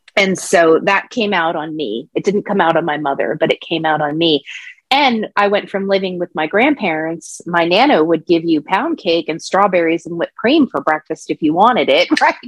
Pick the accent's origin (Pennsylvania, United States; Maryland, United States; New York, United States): Pennsylvania, United States; I was born in Pennsylvania